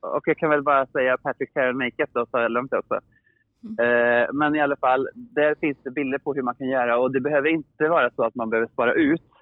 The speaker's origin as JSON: {"language": "Swedish", "town": "Åmål", "region": "Västra Götaland", "country": "Sweden", "said": "jag är från Åmål"}